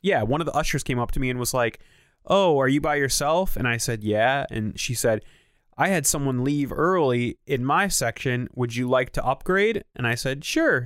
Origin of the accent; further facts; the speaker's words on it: Naugatuck, Connecticut, United States; my hometown of Naugatuck